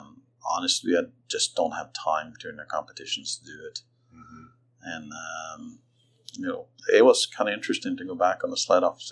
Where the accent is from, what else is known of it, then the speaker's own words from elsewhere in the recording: Norway; now in Atlanta, United States; Lillehammer, because that was my home country.